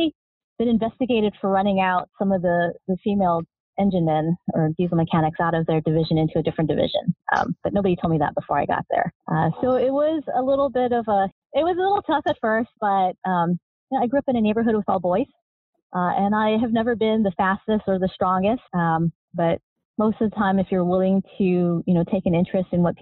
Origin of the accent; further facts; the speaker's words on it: Hawaii, United States; moved away as an adult; also born or lived in Virginia Beach; I grew up in Hawaii.